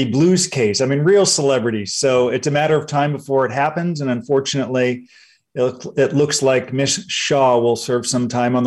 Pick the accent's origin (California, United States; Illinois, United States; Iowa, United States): California, United States; Los Angeles; I grew up in Los Angeles.